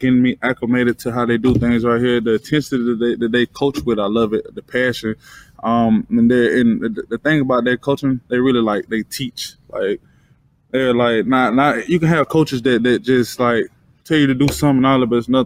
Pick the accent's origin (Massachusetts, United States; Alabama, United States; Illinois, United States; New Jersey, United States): Alabama, United States; moved away as an adult; now in Detroit, United States; I'm from Alabama